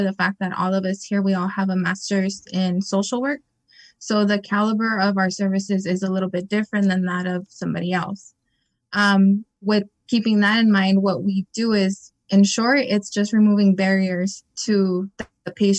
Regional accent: Imperial Valley, California, United States; I was born and raised here in the Valley. I'm originally from Hopeville.

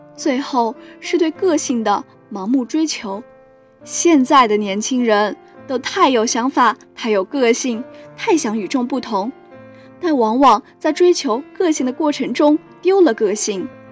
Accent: Chengdu, Sichuan, China; moved away as an adult; now in Nanjing, China; 来自四川成都

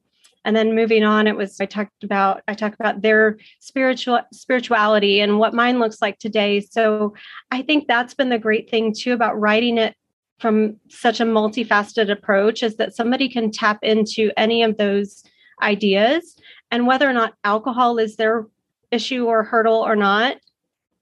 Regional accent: Dallas-Fort Worth area, Texas, United States; also born or lived in Arizona; I grew up in the Dallas-Fort Worth area

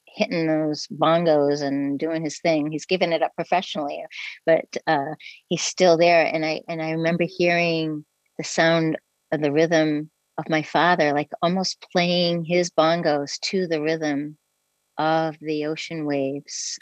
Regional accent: New England, United States; I'm from the New England area in the United States and on the coast, and we camped on the beach every summer

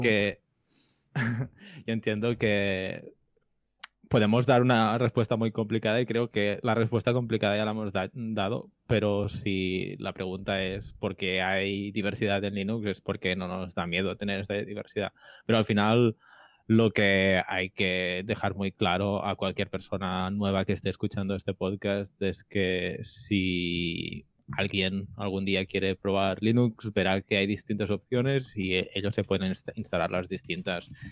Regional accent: Barcelona, Catalonia, Spain; yo soy de Barcelona

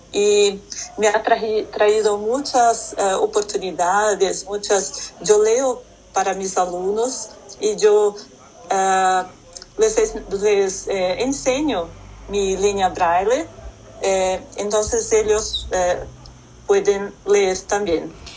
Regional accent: Brazil; Spanish is a second language; also born or lived in Philadelphia, United States; soy ciega de nacimiento y nací en Brasil

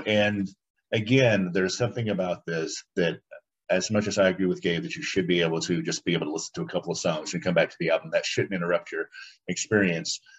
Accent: United States; I'm an American

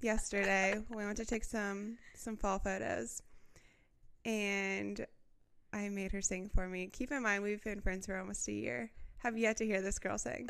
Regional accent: Midwest, United States; growing up in the Midwest

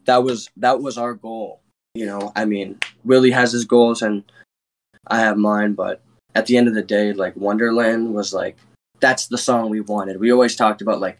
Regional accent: Rochester, New York, United States; I'm from Rochester, too

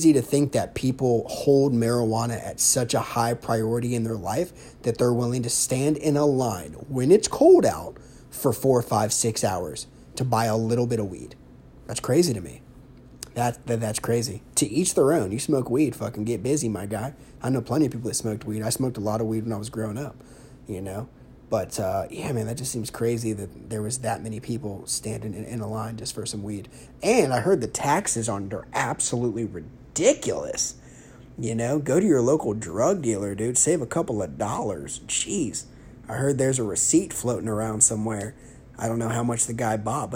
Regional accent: Ohio, United States; I'm from Ohio. O-H-I-O. Buckeye for life.

